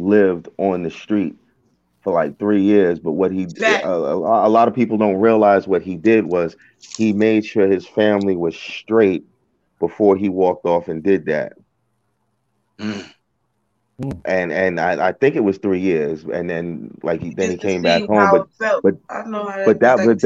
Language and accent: English; Uniondale, New York, United States; now in Baltimore area, United States; I'm from Uniondale.